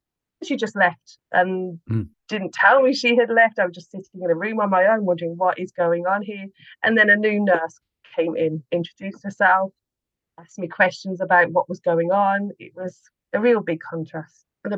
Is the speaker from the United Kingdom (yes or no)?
yes; Birmingham, West Midlands, United Kingdom; now in Slovakia; I'm from Birmingham in the UK.